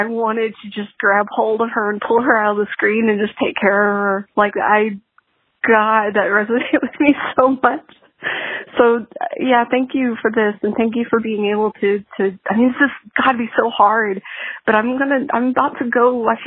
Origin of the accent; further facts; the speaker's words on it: Texas, United States; I'm from Texas